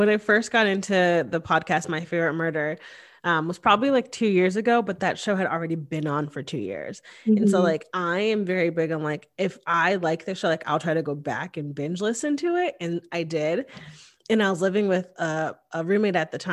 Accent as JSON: {"language": "English", "town": "Hamden", "region": "Connecticut", "country": "United States", "tie": "born or raised there", "moved": "as an adult", "lives_now": "Austin, United States", "said": "I grew up in Hamden, Connecticut, which is one town over from Cheshire, Connecticut"}